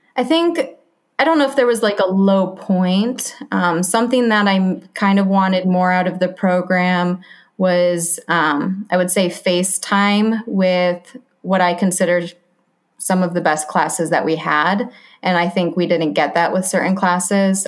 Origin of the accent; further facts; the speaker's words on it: Grand Rapids, Michigan, United States; moved away; I'm from Grand Rapids, Michigan. Spent my whole life there.